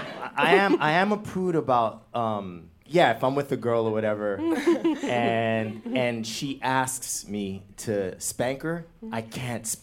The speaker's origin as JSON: {"language": "English", "region": "New York", "country": "United States", "tie": "born or raised there", "said": "I was born here in New York."}